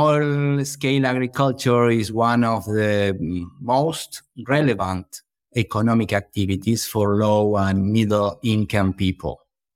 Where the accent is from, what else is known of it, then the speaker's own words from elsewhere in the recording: Buenos Aires, Argentina; born there; English is a second language; Well, I was born in Buenos Aires, Argentina, but I have been living for a long time on an eco farm close to Buenos Aires City.